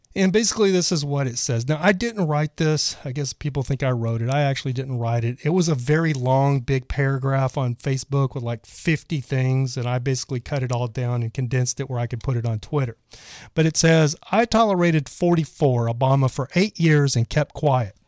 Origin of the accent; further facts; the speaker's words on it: Texas, United States; I was from Texas